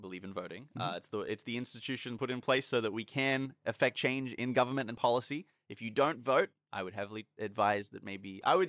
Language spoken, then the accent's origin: English; Australia; And again, we are Australian